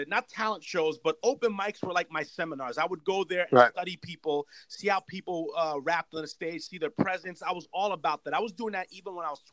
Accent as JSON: {"language": "English", "town": "Yonkers", "region": "New York", "country": "United States", "tie": "born or raised there", "also_born_or_lived": "Brooklyn, New York", "said": "I was born in Brooklyn and then I was raised in Yonkers"}